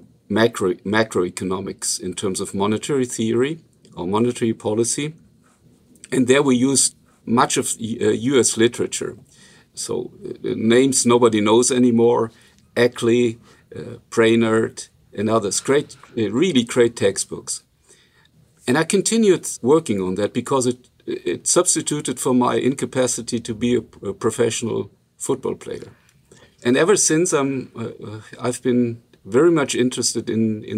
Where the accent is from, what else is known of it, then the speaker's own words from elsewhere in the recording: Germany; accent: Luxembourgish; first language Luxembourgish; English is a second language; moved away; I'm from a region which is pretty close to the Luxembourg-Belgian-French border